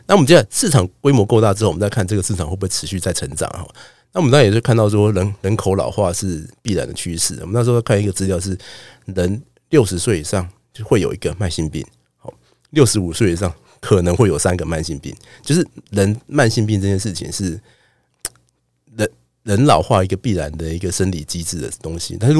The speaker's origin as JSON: {"language": "Chinese", "country": "Taiwan", "said": "我台湾人很爱吃药哈"}